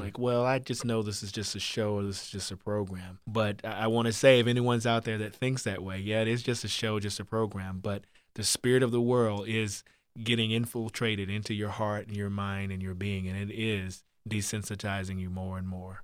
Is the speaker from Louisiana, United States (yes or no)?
no; Virginia, United States; I grew up in Virginia on the farm